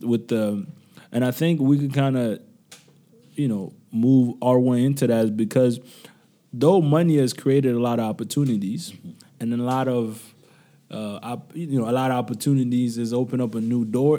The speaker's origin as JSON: {"language": "English", "country": "Niger", "moved": "yes", "said": "Niamey, which is my home country"}